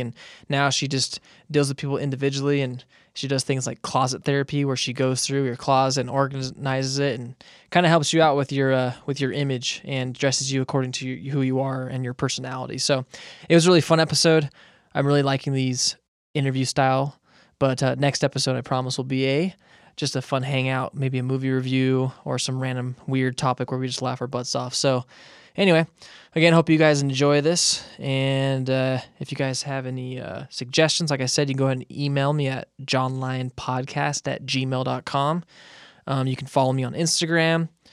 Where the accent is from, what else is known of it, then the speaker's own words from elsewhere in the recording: Moreno Valley, California, United States; now in Utah, United States; I grew up in Moreno Valley